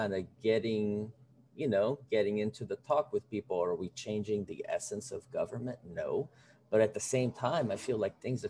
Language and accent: English; Rio de Janeiro, Brazil; now in United States; I was born in Rio de Janeiro